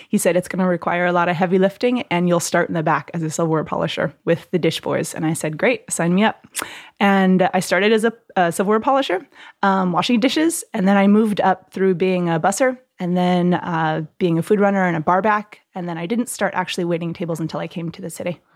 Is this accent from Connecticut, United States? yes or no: no; Southern California, United States; moved away as an adult; also born or lived in Hawaii; now in New York, United States; I'm from California, Southern California